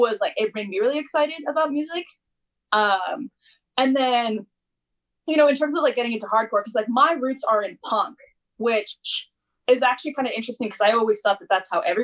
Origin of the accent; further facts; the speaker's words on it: Calgary, Alberta, Canada; I'm actually from Calgary. I was born there.